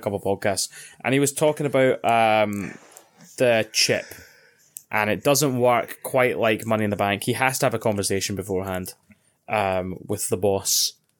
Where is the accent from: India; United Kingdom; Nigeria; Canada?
United Kingdom; Scotland; I'm Scottish.